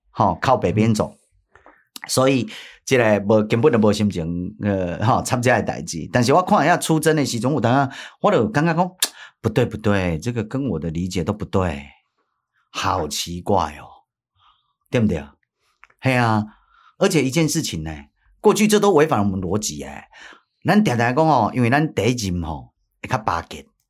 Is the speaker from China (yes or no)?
no; Taiwan; 咱台湾人徛袂起头